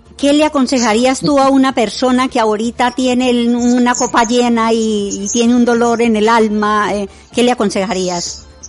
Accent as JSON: {"language": "Spanish", "country": "Colombia", "moved": "yes", "lives_now": "Basque Country, Spain", "said": "mi tierra"}